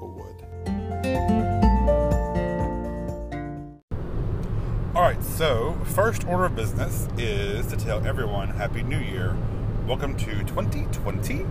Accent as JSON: {"language": "English", "town": "Carrollton", "region": "Georgia", "country": "United States", "tie": "born or raised there", "also_born_or_lived": "Statesboro, Georgia / Charleston, South Carolina / Ireland", "moved": "as an adult", "lives_now": "New Orleans, United States", "said": "I come from a little city called Carrollton, Georgia. Born and raised in Carrollton"}